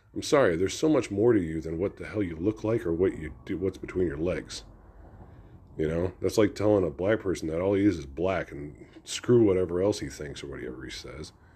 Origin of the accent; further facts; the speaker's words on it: United States; As an American